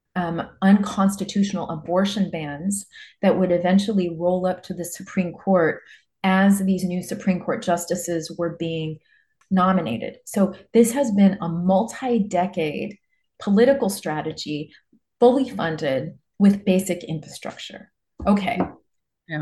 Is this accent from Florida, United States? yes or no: no; Nebraska, United States; I grew up in Nebraska, a small town in Nebraska